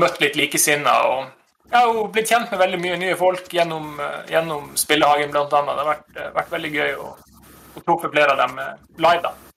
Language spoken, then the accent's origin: Norwegian; Nordreisa, Troms, Norway; moved away; der jeg kommer ifra, fra Nordreisa.